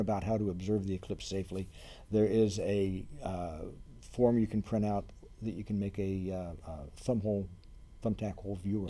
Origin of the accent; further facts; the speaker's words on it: Ohio, United States; moved away as an adult; also born or lived in Reno, Nevada; now in Lafayette, United States; I grew up in Ohio.